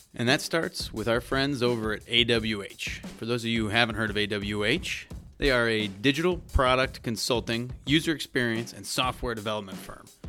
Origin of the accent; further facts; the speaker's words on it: San Diego, California, United States; I'm also from San Diego.